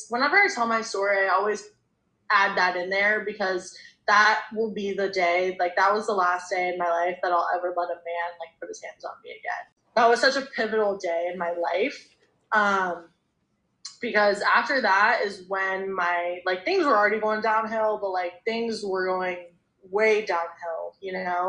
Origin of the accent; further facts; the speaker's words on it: Charlotte, North Carolina, United States; I grew up in Charlotte, North Carolina